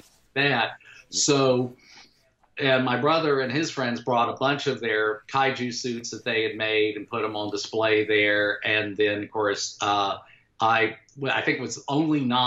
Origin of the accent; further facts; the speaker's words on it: Jacksonville, Florida, United States; moved away as an adult; I was still a teenager in Jacksonville, Florida, which is, you know, my hometown